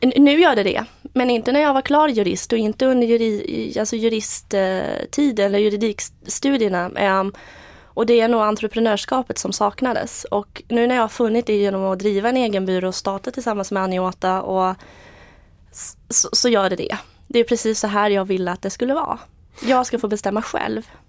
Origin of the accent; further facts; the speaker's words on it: Eksjö, Jönköping County, Sweden; also born or lived in Moscow, Russia; Jag är född i Moskva och uppvux, uppvuxen i Småland, Eksjö